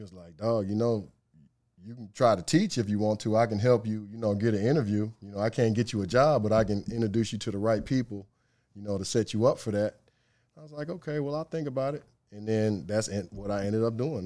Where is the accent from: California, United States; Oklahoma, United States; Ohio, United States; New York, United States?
Ohio, United States; Cleveland; moved away; Cleveland, born and raised. Uh, grew up on the west side of Cleveland in a suburb called Strongsville